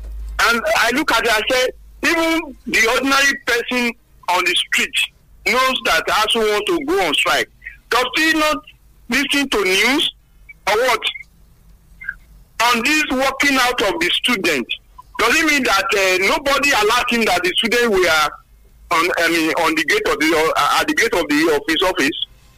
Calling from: Songo, Nigeria; I'm calling from Songo.

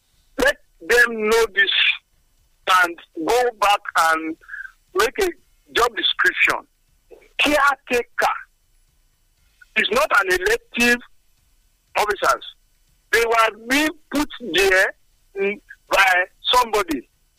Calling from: Nigeria; I'm calling from Songo.

